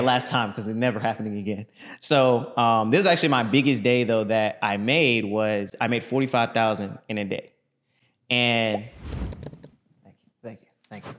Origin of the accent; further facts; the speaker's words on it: Orlando, Florida, United States; I'm from Orlando, Florida